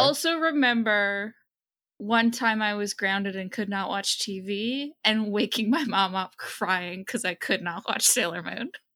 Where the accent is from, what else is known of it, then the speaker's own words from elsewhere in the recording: Waltham, Massachusetts, United States; I grew up in Waltham, Massachusetts, which is right outside of Boston